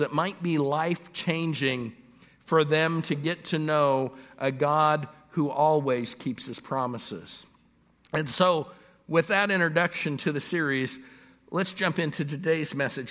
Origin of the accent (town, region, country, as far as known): Los Angeles, California, United States; born or raised there; now in Pittsburgh, United States